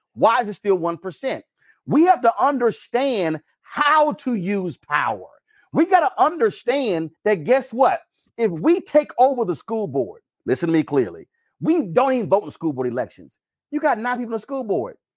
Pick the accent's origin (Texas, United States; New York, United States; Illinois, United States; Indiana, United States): Texas, United States; I'm from Texas